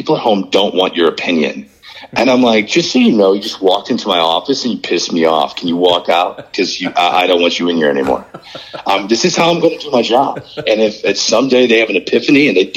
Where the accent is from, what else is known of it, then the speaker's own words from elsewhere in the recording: St. Louis, Missouri, United States; I was from St. Louis